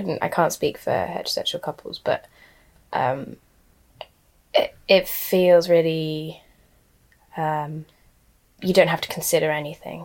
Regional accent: London, United Kingdom; I'm from London

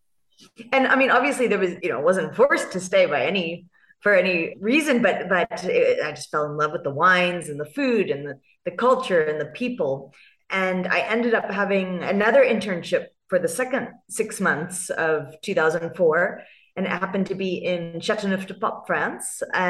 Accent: California, United States; accent: California; moved away as an adult; now in South Africa; I have this California accent. So I grew up in California.

